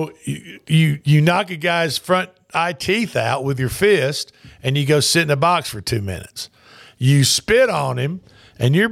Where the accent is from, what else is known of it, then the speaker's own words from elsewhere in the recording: the South, United States; I'm a Southerner